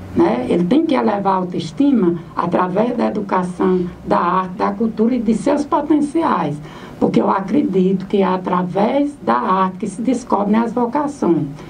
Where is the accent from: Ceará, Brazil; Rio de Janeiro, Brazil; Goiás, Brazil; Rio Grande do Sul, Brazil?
Ceará, Brazil; Santana do Cariri; also born or lived in Altaneira; a minha terra natal e a minha região